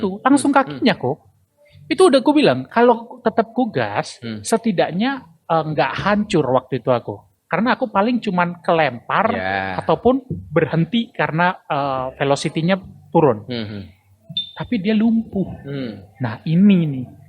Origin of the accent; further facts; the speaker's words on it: Semarang, Central Java, Indonesia; kota gua